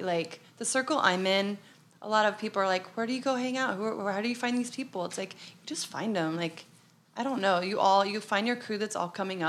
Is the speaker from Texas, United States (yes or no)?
no; Arizona, United States; moved away as an adult; now in New York, United States; No, we're from Arizona.